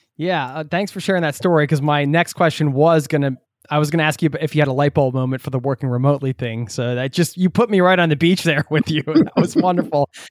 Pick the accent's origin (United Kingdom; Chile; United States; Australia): United States; I'm from the States as well